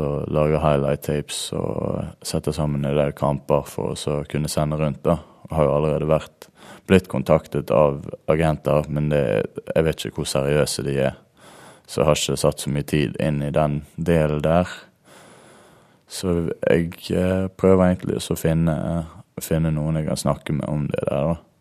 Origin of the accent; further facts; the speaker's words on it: Norway; hjemme i Norge